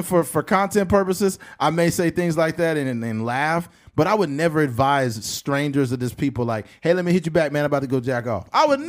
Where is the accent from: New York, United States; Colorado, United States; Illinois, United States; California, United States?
California, United States; Bakersfield; we are from Bakersfield, California.